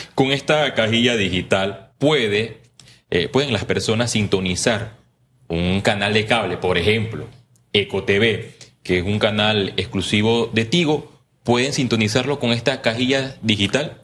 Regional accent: Puerto Armuelles, Chiriquí, Panama; yo soy de Chiriquí, especialmente Puerto Armuelles

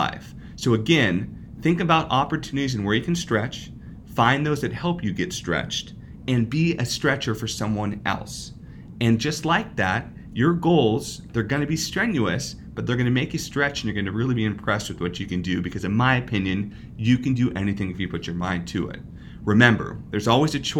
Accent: West Coast, United States; moved away as an adult; also born or lived in Midwest / Italy; I was from the West Coast and I had a great opportunity to move to the Midwest

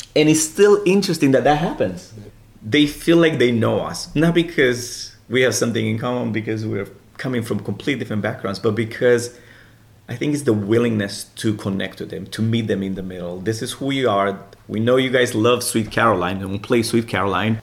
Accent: Romania; English is a second language; moved away as an adult; now in United States; I moved here in 2001 from Romania

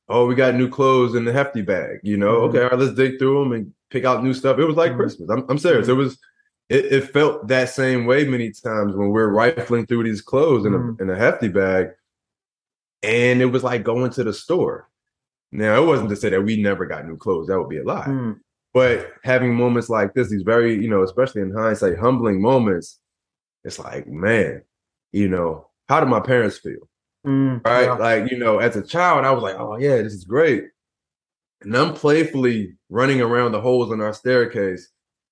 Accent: Philadelphia, Pennsylvania, United States; I grew up in Philadelphia and, you know, in the ghettos of Philadelphia

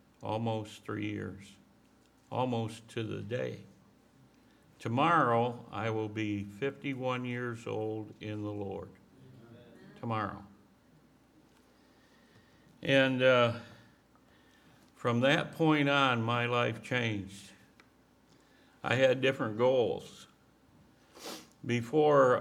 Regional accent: Mount Pleasant, Michigan, United States; I grew up on a farm in Michigan

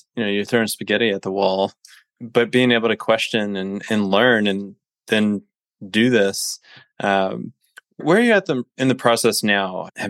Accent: South Louisiana, United States; I grew up in South Louisiana

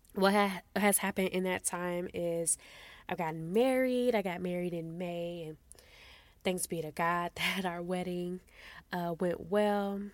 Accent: Midwest, United States; moved away as an adult; now in Texas, United States; I'm from the Midwest, and we actually moved out to Texas a month after our wedding.

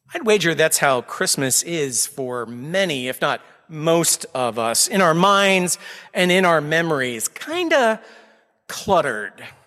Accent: Austin, Texas, United States; moved away as an adult; now in Needham, United States; I was born and raised in Austin, Texas, multiple generations of my family there.

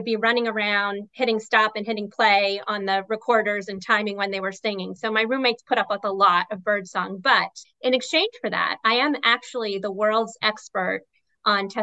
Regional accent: Rockville, Maryland, United States; I grew up in Rockville, Maryland, which is not far from Stephanie.

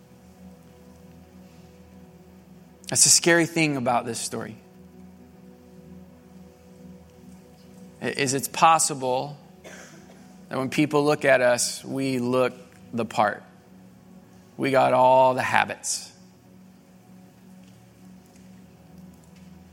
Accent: Southwest Missouri, United States; I grew up in Southwest Missouri

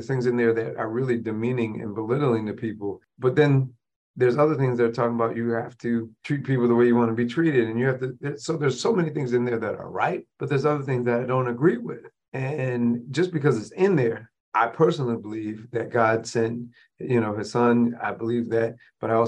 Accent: Rochester, New York, United States; my hometown of Rochester, New York

